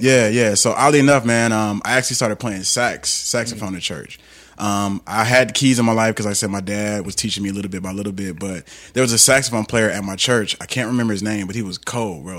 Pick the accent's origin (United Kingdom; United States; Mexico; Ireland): United States; Atlanta, Georgia; also born or lived in Los Angeles; I grew up in Atlanta